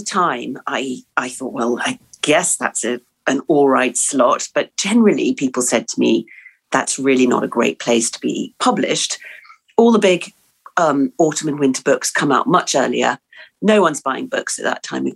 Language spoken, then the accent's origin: English; England, United Kingdom; born or raised there; also born or lived in New Zealand